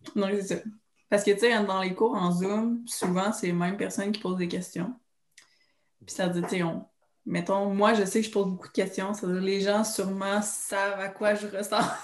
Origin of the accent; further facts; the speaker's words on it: Trois-Rivières, Quebec, Canada; je viens de Trois-Rivières, donc je suis très, très proche